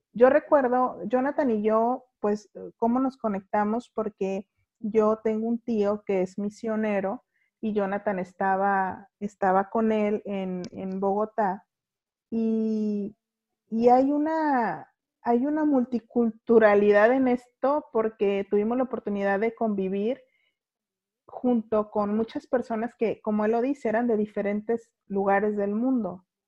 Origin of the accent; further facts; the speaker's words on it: Guadalajara, Jalisco, Mexico; accent: cantadito de Guadalajara; now in Baja California, Mexico; soy de, Jalisco, de Guadalajara, Jalisco, que está, llamémosle, al centro de la República